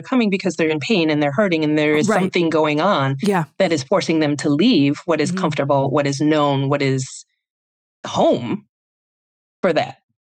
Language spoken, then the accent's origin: English; Iowa, United States; growing up in Iowa